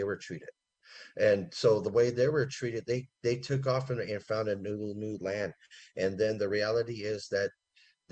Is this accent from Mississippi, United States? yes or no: no; Santa Rosa, California, United States; also born or lived in Windsor, California / Redwood Valley Rancheria, California; growing up in Windsor and Santa Rosa made me appreciate the things that I couldn't